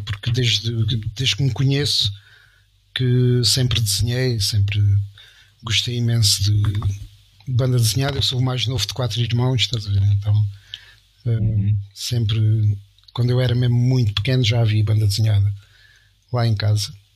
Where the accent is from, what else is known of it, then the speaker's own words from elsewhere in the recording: Estremoz, Alentejo, Portugal; lá de Estremoz, da minha terra